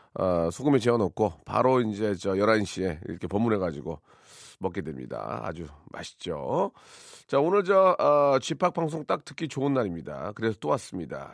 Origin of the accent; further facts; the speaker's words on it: Jeolla, South Korea; 전 전라도 쪽인데